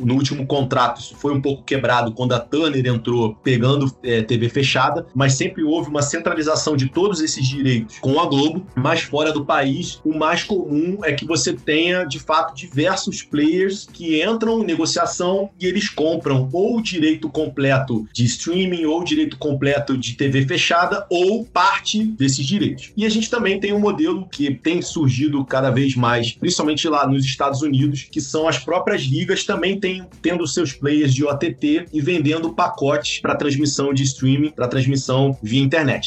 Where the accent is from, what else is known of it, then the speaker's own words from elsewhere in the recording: Rio de Janeiro, Brazil; eu sou carioca